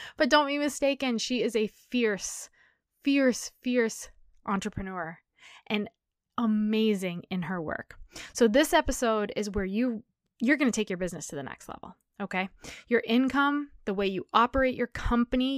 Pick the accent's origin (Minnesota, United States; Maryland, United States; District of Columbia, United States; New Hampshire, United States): New Hampshire, United States; I grew up in New Hampshire